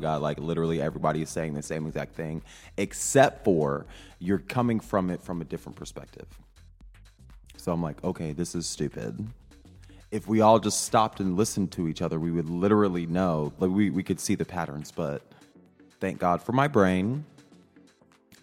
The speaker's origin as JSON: {"language": "English", "region": "rural Midwest", "country": "United States", "tie": "born or raised there", "said": "I'm a Midwesterner, you know, very normal. I talk, my proximity to whiteness is pretty close because I grew up in just a more conservative rural part of the Midwest"}